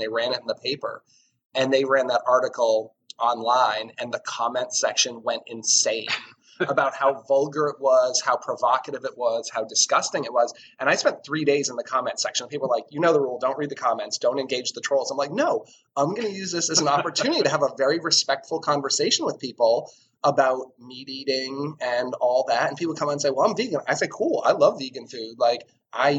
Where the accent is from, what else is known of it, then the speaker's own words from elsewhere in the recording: New England, United States; I grew up in New England